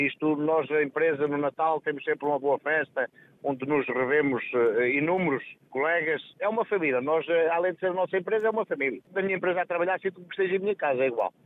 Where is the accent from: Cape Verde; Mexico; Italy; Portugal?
Portugal; Montalegre, Norte; also born or lived in Braga; Monte Alegre, eu sou de Monte Alegre.